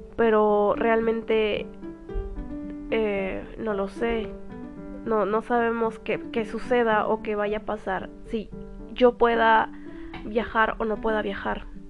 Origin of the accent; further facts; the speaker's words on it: Mexico; also born or lived in Cuernavaca, Morelos; soy de México